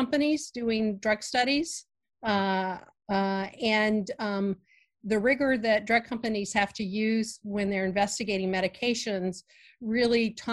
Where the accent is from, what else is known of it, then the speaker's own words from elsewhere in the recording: Virginia, United States; I grew up in Virginia and in a rural area